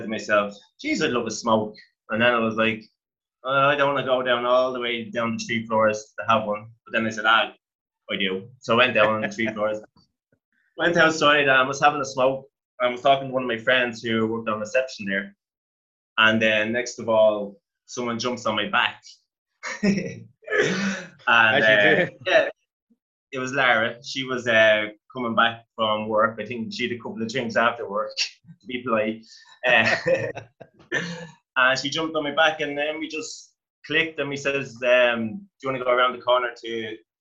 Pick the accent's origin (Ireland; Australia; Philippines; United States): Ireland; Dublin, Leinster; I grew up in Artane